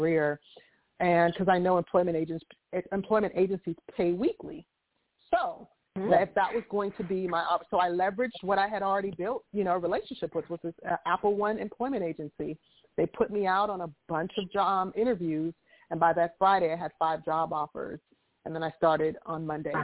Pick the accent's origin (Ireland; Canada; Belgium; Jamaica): Jamaica; moved away; also born or lived in Nashville, Tennessee / New York City; I am a Jamaican